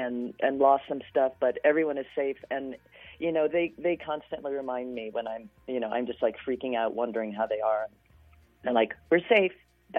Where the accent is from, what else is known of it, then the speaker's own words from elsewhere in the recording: New Orleans, Louisiana, United States; moved away; I grew up in New Orleans and still have loads of siblings and nieces and nephews and great nieces and nephews and good friends